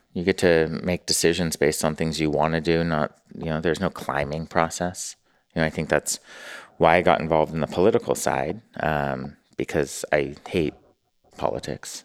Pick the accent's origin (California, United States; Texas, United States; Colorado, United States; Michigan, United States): California, United States; Newport Beach; moved away as an adult; also born or lived in San Francisco / New York; I'm from Newport and then San Francisco